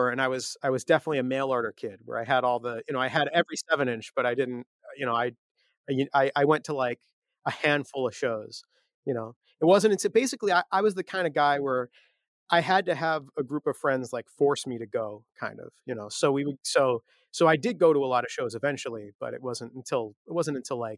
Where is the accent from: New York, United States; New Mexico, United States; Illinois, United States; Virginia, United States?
Illinois, United States; Chicago; Yeah, yeah. So, so you know, lots of shows at Fireside Bowl.